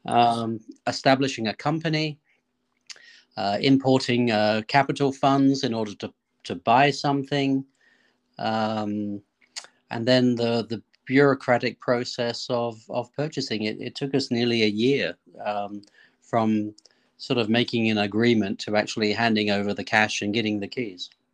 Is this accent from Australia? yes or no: yes; Australia; moved away; where I grew up in Australia